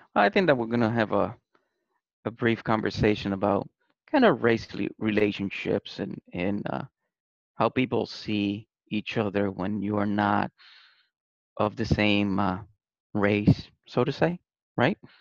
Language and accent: English; Puerto Rico; now in United States; I was born in Puerto Rico, raised in Puerto Rico